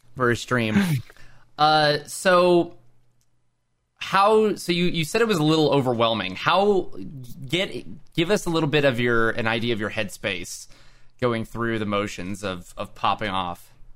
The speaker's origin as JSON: {"language": "English", "region": "Oklahoma", "country": "United States", "tie": "born or raised there", "said": "I live in Oklahoma"}